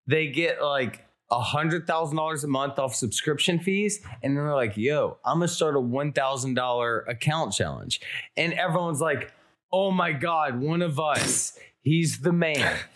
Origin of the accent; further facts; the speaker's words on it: Alabama, United States; Uh, I'm from Alabama.